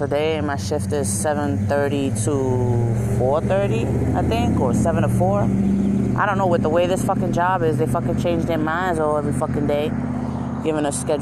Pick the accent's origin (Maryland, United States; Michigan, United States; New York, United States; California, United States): New York, United States; now in Connecticut, United States; I'm from New York